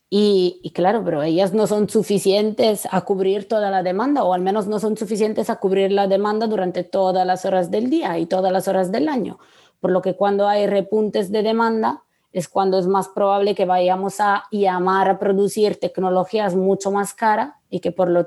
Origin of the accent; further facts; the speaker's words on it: Italy; Spanish is a second language; yo no lo entenderé porque soy italiana.